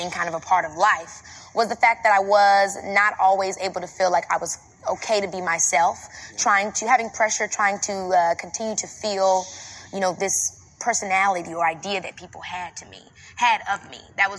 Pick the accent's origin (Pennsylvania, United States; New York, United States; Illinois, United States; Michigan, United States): Illinois, United States; Robbins; You know, I come from Robbins, Illinois, which is like a very small town.